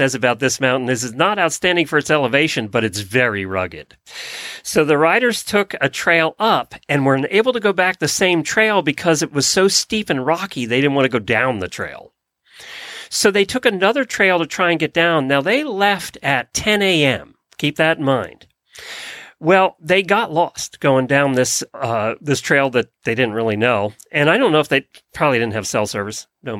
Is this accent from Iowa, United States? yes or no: no; Ocala, Florida, United States; from Ocala, Florida.